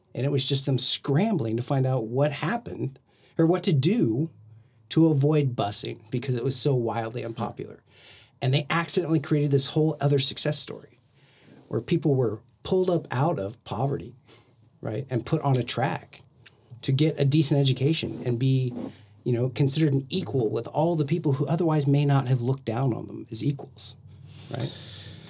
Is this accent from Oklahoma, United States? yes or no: yes; Del City, Oklahoma, United States; I grew up in Dell City